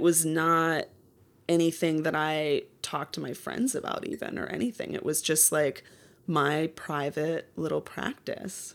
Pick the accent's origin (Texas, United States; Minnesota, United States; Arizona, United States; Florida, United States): Minnesota, United States; Minneapolis; now in Los Angeles, United States; I grew up in Minneapolis suburbs